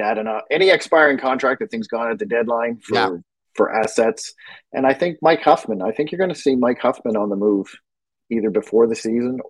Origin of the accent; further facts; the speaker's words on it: Halifax, Nova Scotia, Canada; I'm from Halifax.